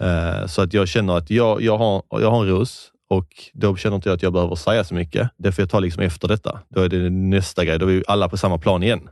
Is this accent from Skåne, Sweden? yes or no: yes; Skåne, Sweden; accent: Scanian (skånska); jag tror man hör min skånska röst